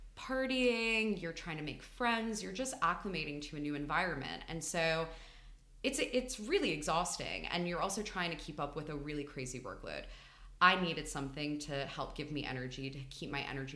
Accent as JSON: {"language": "English", "region": "New York", "country": "United States", "tie": "born or raised there", "also_born_or_lived": "Philadelphia", "moved": "as an adult", "lives_now": "London, United Kingdom", "said": "I'm from New York. And I grew up there"}